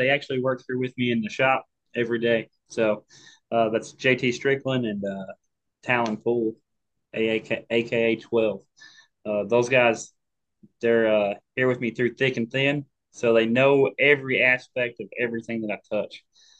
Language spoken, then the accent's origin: English; Kentucky, United States; born there; And I was born in Kentucky. So every time I talk to him, my accent just comes back and you can't hear nothing I'm saying.